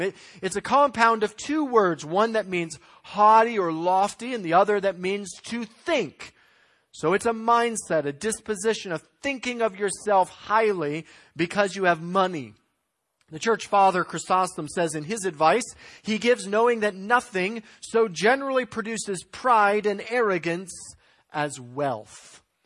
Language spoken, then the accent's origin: English; United States; as American Christians